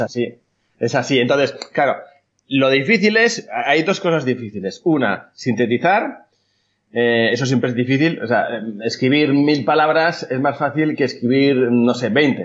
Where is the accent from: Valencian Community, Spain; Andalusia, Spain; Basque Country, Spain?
Basque Country, Spain; Bilbao; soy copywriter de Bilbao